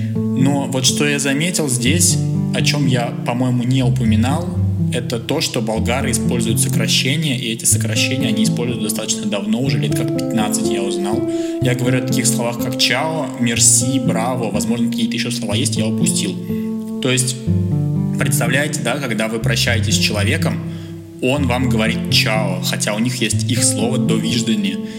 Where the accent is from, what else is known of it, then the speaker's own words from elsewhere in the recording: Russia; moved away; Я, конечно, из России